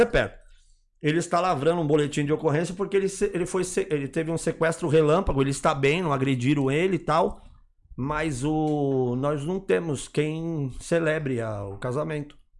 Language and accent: Portuguese; Guarulhos, São Paulo, Brazil; Guarulhos, minha terra